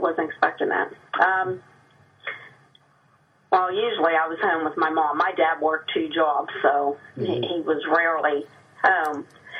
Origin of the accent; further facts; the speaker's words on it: Wintersville, Ohio, United States; also born or lived in Steubenville, Ohio; Well, I was born in Steubenville, Ohio, and raised in Wintersville, which is at the East Corporation, or the West Corporation limits of Steubenville.